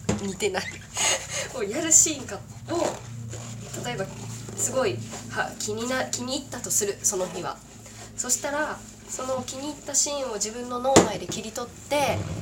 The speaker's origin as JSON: {"language": "Japanese", "region": "Kagoshima", "country": "Japan", "tie": "born or raised there", "said": "私鹿児島出身なんですけどね"}